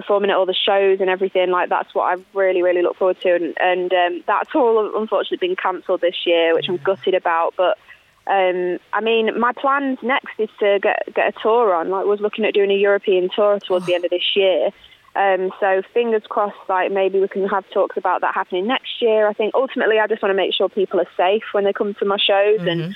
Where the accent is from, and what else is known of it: Lincolnshire, East Midlands, United Kingdom; born or raised there; moved away